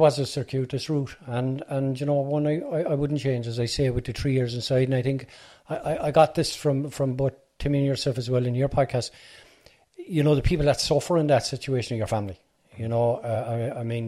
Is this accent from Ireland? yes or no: yes; Cork, Munster, Ireland; also born or lived in Fairhill, Cork; I'm originally from Ballyfeeham, but I'm living in Fairhill Drive now.